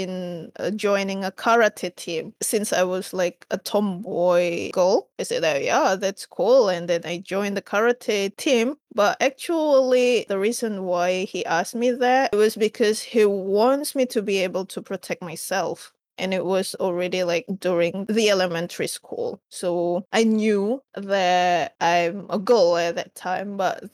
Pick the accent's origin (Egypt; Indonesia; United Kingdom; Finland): Indonesia; I'm from Indonesia and currently I live in Jakarta because I work in Jakarta.